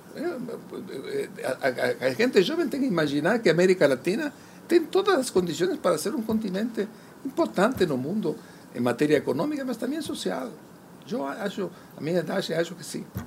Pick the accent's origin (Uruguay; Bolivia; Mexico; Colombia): Uruguay; also born or lived in Spain; Yo nací en España. fui de tres años con mi madre. Mas no es que pegamos su barco, llegamos a Uruguay y nos instalamos